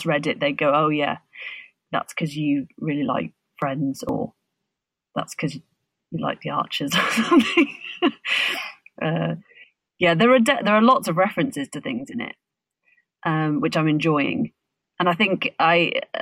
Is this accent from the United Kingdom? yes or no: yes; Birmingham, West Midlands, United Kingdom; as a Brummie